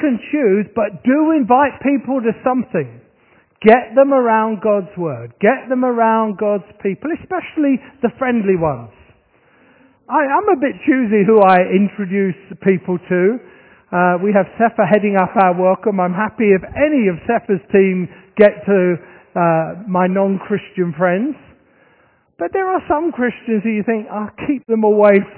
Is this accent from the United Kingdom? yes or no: yes; Horsham, South East England, United Kingdom; moved away; my hometown, which is Horsham in Sussex